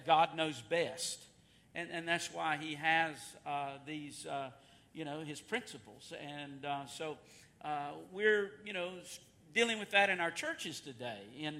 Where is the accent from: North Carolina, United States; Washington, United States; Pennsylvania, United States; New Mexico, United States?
North Carolina, United States; Goldsboro; accent: Southern; I am from the good old South, the Bible Belt